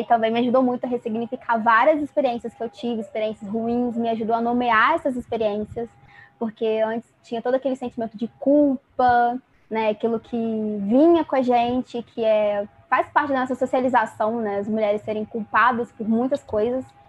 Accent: interior of Rio de Janeiro, Brazil; eu sou do Rio de Janeiro, do interior do Rio de Janeiro.

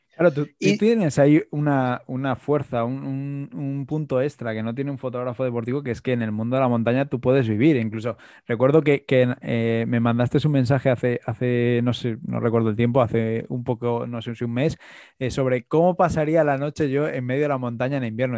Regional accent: Madrid, Community of Madrid, Spain; yo, que soy de Madrid

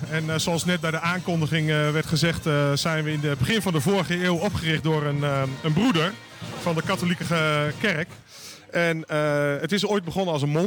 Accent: Weesp, North Holland, Netherlands; moved away; Ik kom uit Weesp, daar ken ik het van.

